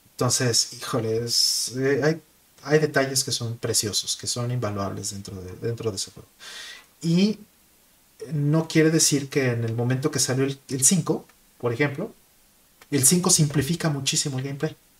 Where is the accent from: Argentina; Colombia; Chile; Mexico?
Mexico; now in Japan; siendo mexicano